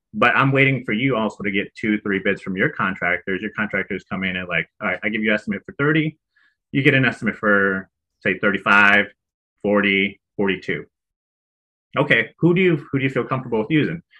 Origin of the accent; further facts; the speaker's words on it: Chicago, Illinois, United States; moved away as an adult; also born or lived in Arizona; now in San Diego, United States; I live in San Diego currently, born and raised in Chicago